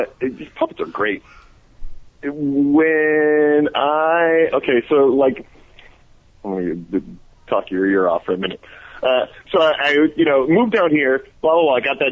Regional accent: Detroit, Michigan, United States; now in Atlanta, United States; I'm from Detroit.

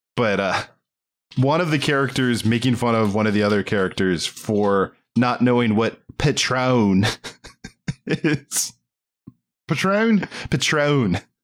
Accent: Maryland, United States; I can't do that accent, and I grew up in Maryland

